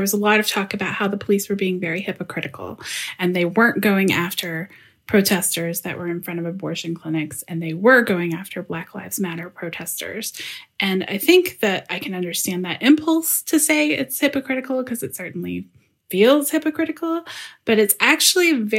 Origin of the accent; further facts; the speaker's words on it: Louisville, Kentucky, United States; now in Berlin, Germany; I'm from Louisville, Kentucky